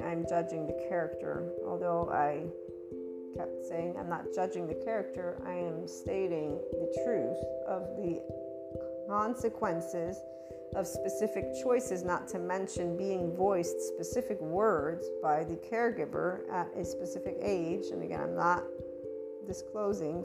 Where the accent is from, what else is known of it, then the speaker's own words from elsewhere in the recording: United States; I am born and raised in the United States, even though I'm bicultural